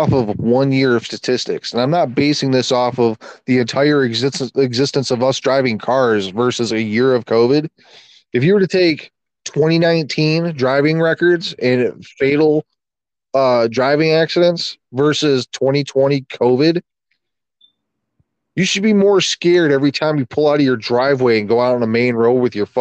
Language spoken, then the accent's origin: English; United States; I'm an American